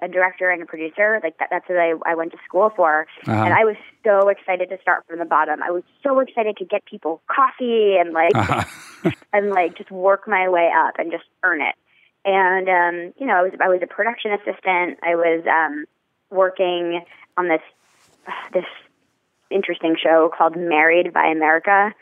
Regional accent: New York, United States; I grew up in New York

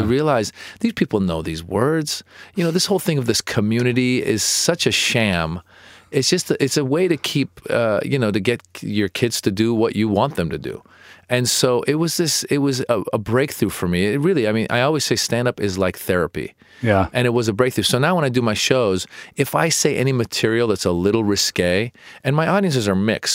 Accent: Marin County, Northern California, United States; also born or lived in Iran / Los Angeles, California; I was born in Iran and I grew up in Marin County, Northern California

